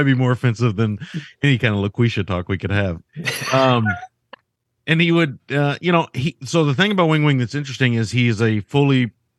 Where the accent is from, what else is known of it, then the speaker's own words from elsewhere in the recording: Kentucky, United States; yeah, I'm from Kentucky. I'm just going to say little feller.